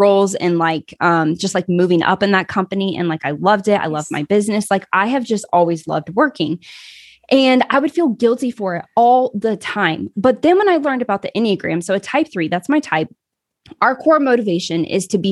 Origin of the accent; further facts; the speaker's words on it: Kansas, United States; I grew up in the Midwest, Kansas, actually